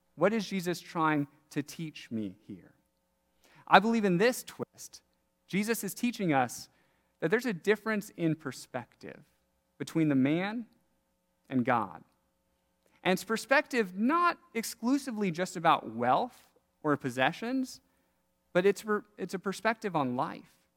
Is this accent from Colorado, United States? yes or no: no; Seattle, Washington, United States; Growing up in Seattle, one of my favorite things each summer to do was pick blackberries